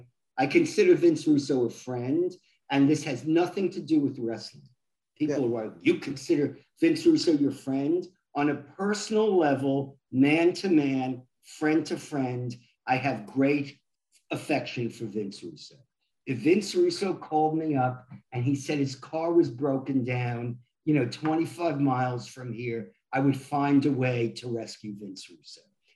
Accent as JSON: {"language": "English", "region": "New York", "country": "United States", "tie": "born or raised there", "said": "I grew up in New York. I remember Bruno Sammartino selling out Madison Square Garden."}